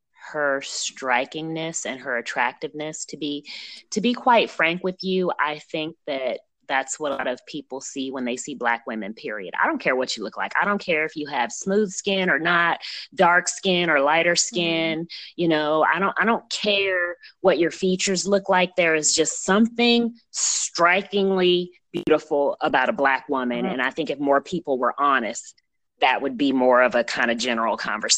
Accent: Texas, United States; also born or lived in Virginia; I grew up in Texas and Virginia and other places that people think, oh, we're not supposed to go to.

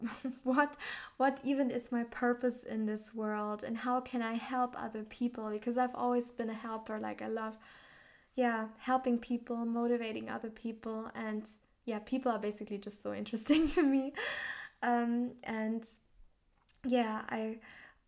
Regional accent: Southern Germany, Germany; also born or lived in Australia / Thailand / Finland; I grew up in a tiny village in southern Germany

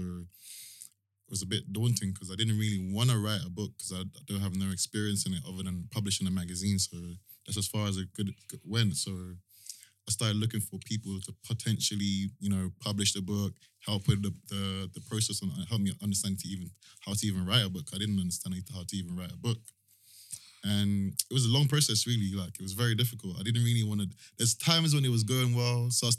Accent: Croydon, London, United Kingdom; also born or lived in Brixton; because I grew up in Brixton a little bit for a short time before I moved to Croydon.

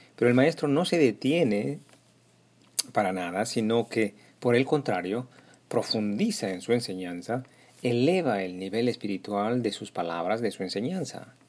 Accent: Peru; mi pueblo peruano

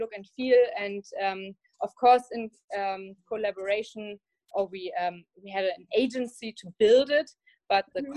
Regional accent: Germany; it's close to my hometown, the shipyard, and that's why I knew about Lürssen

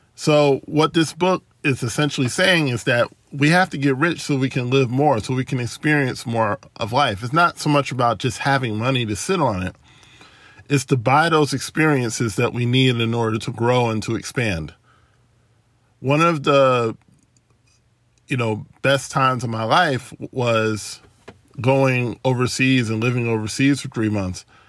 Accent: United States; being born in the United States and, and being an American citizen

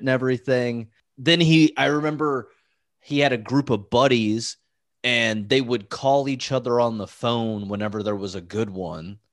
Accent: Midwest, United States; I grew up in the Midwest as well

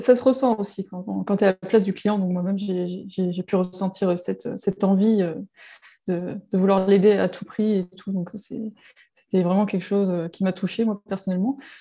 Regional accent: Breton, Brittany, France; on est breton

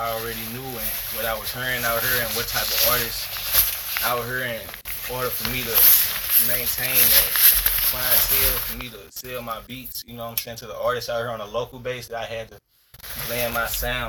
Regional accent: St. Louis, Missouri, United States; now in Denver, United States; I'm from St. Louis, Missouri. You hear me? Born and raised, but I just moved to Denver about 2 years ago.

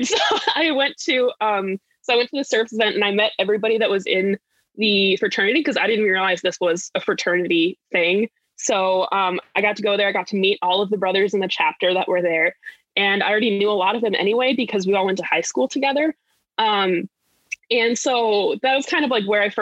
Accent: Laramie, Wyoming, United States; moved away as an adult; now in Minnesota, United States; I grew up in Laramie, Wyoming, which is where the University of Wyoming is

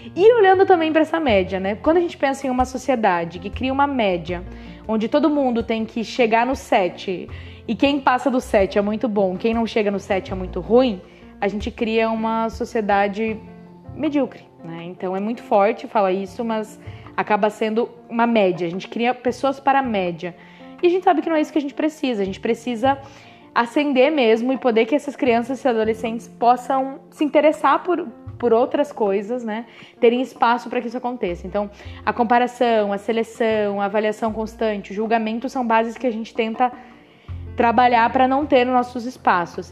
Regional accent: interior of Santa Catarina, Brazil; moved away as an adult; also born or lived in Pato Branco, Paraná / Rio Grande do Sul; now in Florianópolis, Brazil; Eu sou do, do interior de Santa Catarina, então é divisa ali com, com Pato Branco

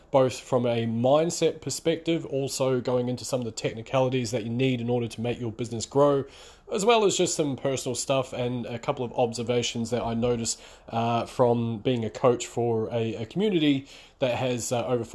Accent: New Zealand; now in Melbourne, Australia; I'm based out of Melbourne, Australia, by the way, and although I'm from New Zealand originally, I've been in Australia for around about 15 years

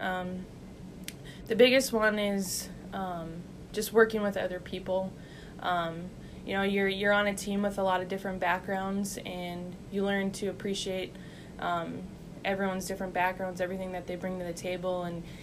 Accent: United States; moved away as an adult; University of North Dakota, just a half hour down the road. North Dakota State is an hour away from my hometown

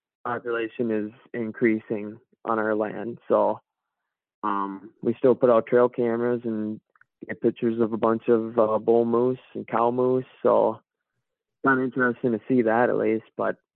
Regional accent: Zimmerman, Minnesota, United States; also born or lived in Duluth, Minnesota; now in Ely, United States; I grew up in Zimmerman

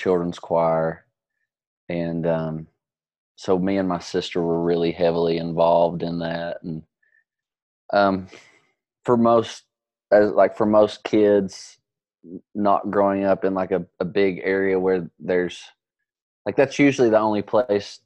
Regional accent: Prestonsburg, Kentucky, United States; also born or lived in Lexington, Kentucky; I'm from Prestonsburg, Kentucky. It's a small town in eastern Kentucky

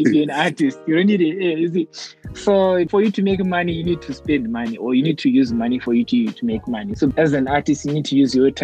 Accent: Mutare, Manicaland, Zimbabwe; moved away as an adult; now in Harare, Zimbabwe; I was born in Mutare and I grew up in Mutare. And then I recently moved to, I moved to Harare last year. And now I'm based in Harare.

